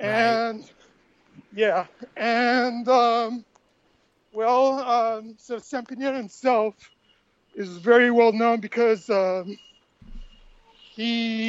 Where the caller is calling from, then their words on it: Santiago, Santiago Metropolitan Region, Chile; Santiago, Chile, South America.